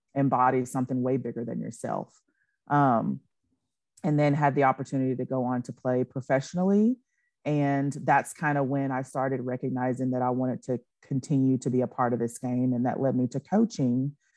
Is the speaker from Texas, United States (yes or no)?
yes; Nacogdoches, Texas, United States; I grew up, born and raised in Nacogdoches, Texas